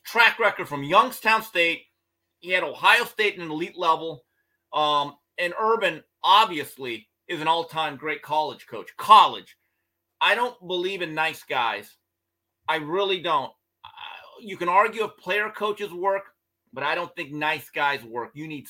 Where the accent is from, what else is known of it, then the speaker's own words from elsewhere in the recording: Busan, South Korea; I just spell it out because I don't sound like, I'm from Pusan.